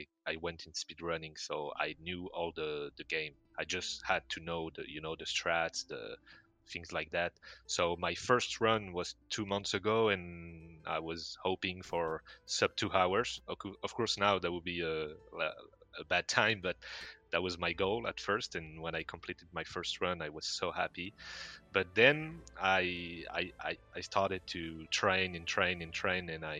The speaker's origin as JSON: {"language": "English", "area": "near Montpellier", "region": "Occitania", "country": "France", "said": "I'm French. I'm from the south of France"}